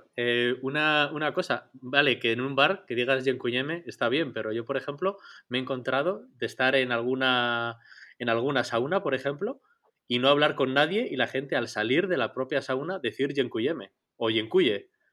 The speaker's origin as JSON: {"language": "Spanish", "country": "Spain", "moved": "as an adult", "lives_now": "Poland", "said": "soy de España"}